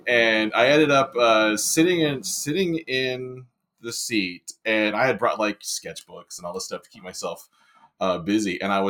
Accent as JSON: {"language": "English", "town": "San Diego", "region": "California", "country": "United States", "tie": "born or raised there", "also_born_or_lived": "Long Island, New York", "said": "I was born in Long Island, New York. But my parents quickly moved out to San Diego."}